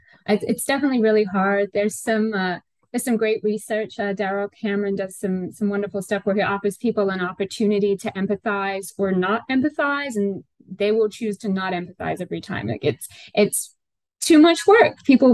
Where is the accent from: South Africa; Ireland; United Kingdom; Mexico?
United Kingdom; Northern England; now in United States; So my hometown is a little town in northern England. It's about 25 miles out from Manchester.